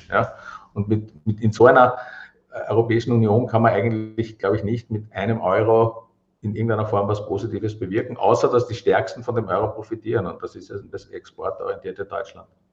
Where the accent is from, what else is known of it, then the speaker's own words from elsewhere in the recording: Vienna, Austria; ich bin aus Wien